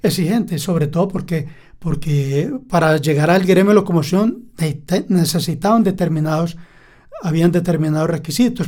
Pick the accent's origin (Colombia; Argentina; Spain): Colombia; Caracolí, Antioquia; Yo nací en Caracolí y el amor por los trenes nace desde niño porque salía a vender a los trenes